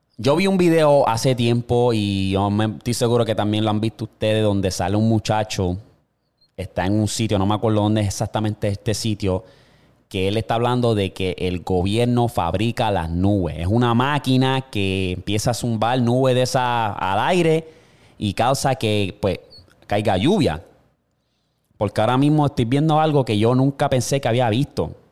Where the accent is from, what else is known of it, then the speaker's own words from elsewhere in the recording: Puerto Rico; donde yo vivo, o sea, donde nací y me crié en Puerto Rico